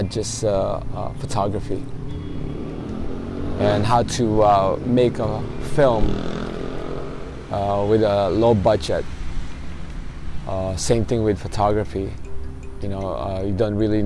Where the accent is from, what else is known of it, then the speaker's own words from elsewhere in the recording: Los Angeles, California, United States; moved away; I'm from Los Angeles, California